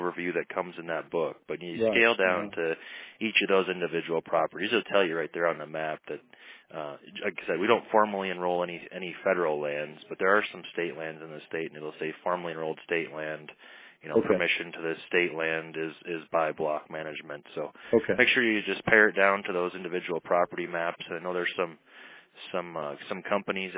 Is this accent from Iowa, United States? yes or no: yes; Iowa, United States; now in Montana, United States; growing up in Iowa